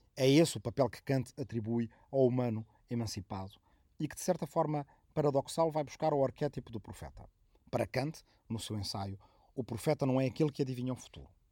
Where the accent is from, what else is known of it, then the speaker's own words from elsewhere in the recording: Arrifana, Santarém District, Portugal; moved away; minha aldeia de origem de Arrifana, no Ribatejo